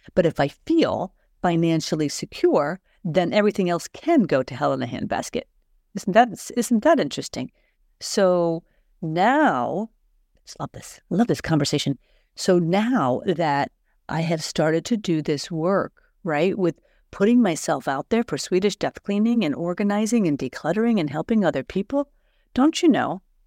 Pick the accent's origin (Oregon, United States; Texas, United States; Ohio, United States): Ohio, United States; Columbus; now in Sweden; I'm from Ohio. I consider myself to be from Columbus, Ohio.